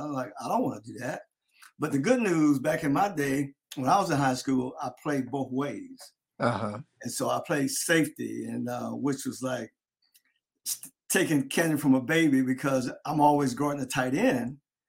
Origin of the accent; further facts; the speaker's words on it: Delray Beach, Florida, United States; I had this a hero of mine from my hometown who played at the all-black high school, Carver High in Delray Beach.